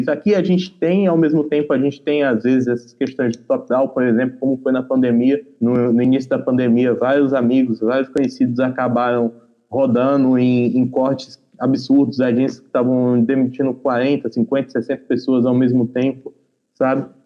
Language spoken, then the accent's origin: Portuguese; Paraíba, Brazil; eu sou da, do interior da Paraíba